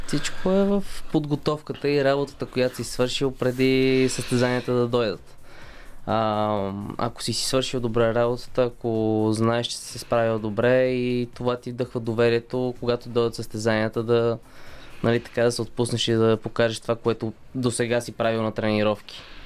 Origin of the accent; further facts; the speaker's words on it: Bulgaria; като един българин в отбора